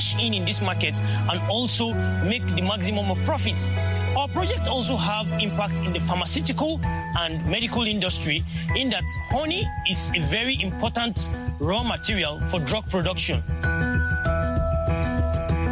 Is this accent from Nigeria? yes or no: yes; Jos, Plateau, Nigeria; I am 23 years old and I am from Jos, Nigeria